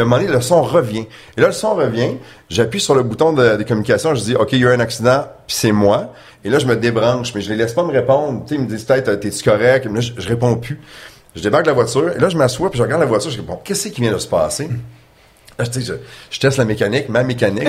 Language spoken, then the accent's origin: French; Quebec City, Quebec, Canada; also born or lived in Chicoutimi, Saguenay; j'ai grandi à Québec, natif du Saguenay, mais j'ai grandi à Québec